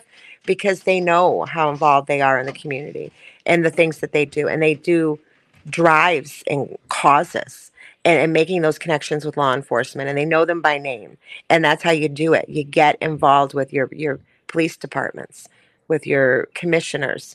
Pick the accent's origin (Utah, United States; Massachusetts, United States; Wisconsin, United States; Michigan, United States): Michigan, United States; Detroit; I grew up in Southwest Detroit